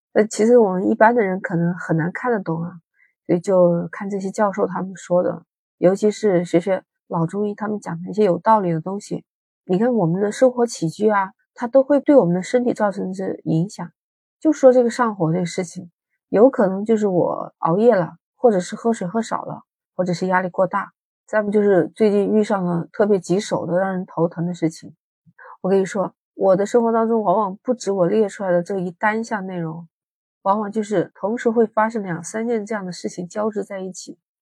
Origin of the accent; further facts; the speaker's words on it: Guangdong, China; 在广东，啊，你们都知道这个地方天气有热，你看二十多度，我们这儿还在开空调